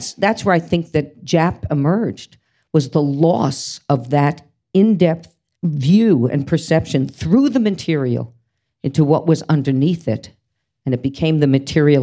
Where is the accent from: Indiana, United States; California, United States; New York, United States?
New York, United States; Scarsdale; I'm from New York City, but my parents moved to Scarsdale when I was 3